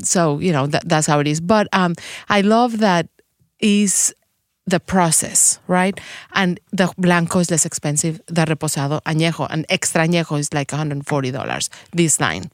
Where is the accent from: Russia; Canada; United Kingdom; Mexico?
Mexico; Mexico City; English is a second language; moved away as an adult; also born or lived in Guadalajara; now in Saint Louis, United States; am from Mexico City. I was born in Mexico